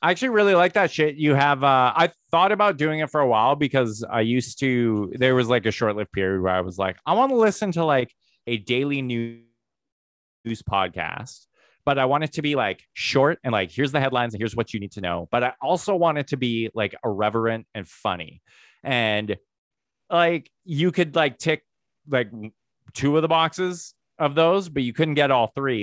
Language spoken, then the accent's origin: English; Medicine Hat, Alberta, Canada; moved away; I grew up in Medicine Hat, Alberta